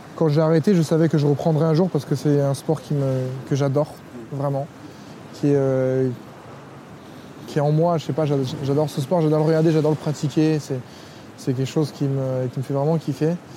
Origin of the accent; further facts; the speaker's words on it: Lyon, Auvergne-Rhône-Alpes, France; je suis, lyonnais. J'ai été bercé à, à Gerland